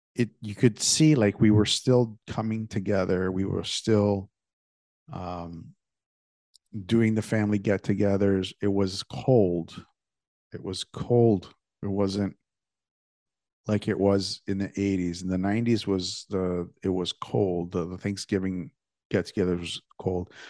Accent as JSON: {"language": "English", "town": "Toronto", "region": "Ontario", "country": "Canada", "tie": "born or raised there", "said": "when I was a kid growing up in Toronto"}